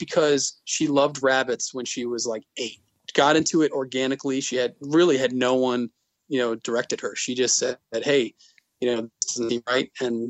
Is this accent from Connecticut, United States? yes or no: yes; Glastonbury, Connecticut, United States; I went to high school and grew up in Glastonbury, Connecticut, which is central Connecticut. It's near Hartford.